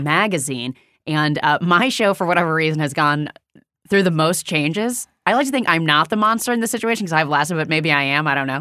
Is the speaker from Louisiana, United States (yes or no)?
no; Indiana, United States; moved away as an adult; also born or lived in New York City; now in Los Angeles, United States; I grew up in Indiana